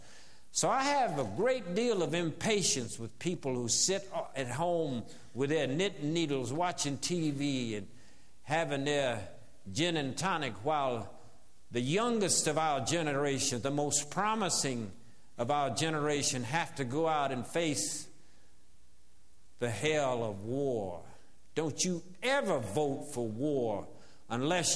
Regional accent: the South, United States; as a Southerner growing up in the South

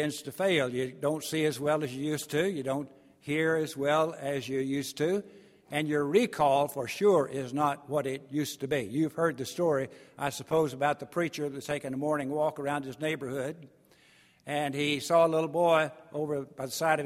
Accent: East Texas, United States; I'm from East Texas

